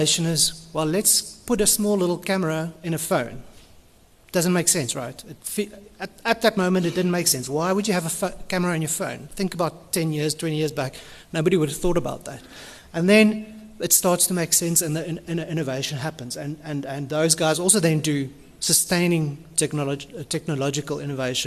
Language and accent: English; Cape Town, Western Cape, South Africa; I'm from Cape Town